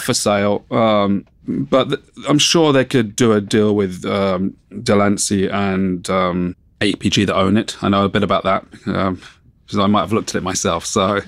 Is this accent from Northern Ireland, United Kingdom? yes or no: no; Surrey, South East England, United Kingdom; also born or lived in Wimbledon, London; I grew up in, um, Surrey.